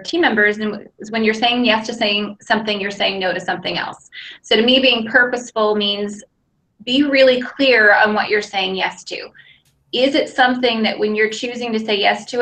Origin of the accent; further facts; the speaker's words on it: Pacific Northwest, United States; moved away as an adult; also born or lived in Arizona; Grew up in the Pacific Northwest. So I am currently back in Seattle. Moved to Arizona about 14 years ago.